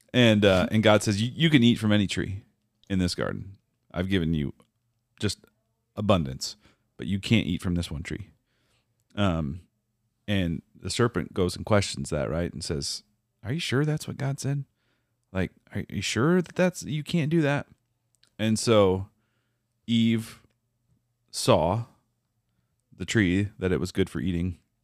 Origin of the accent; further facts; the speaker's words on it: Minnesota, United States; moved away; also born or lived in Iowa; I grew up in Minnesota